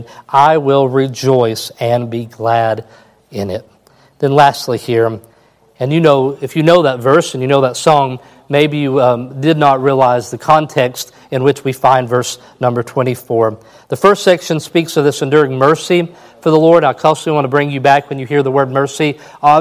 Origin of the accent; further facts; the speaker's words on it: Kentucky, United States; I'm from Kentucky.